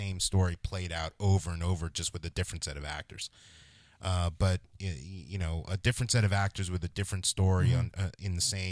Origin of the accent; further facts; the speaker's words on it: New Jersey, United States; moved away as an adult; also born or lived in New York City; Born in New York City. Grew up in New Jersey.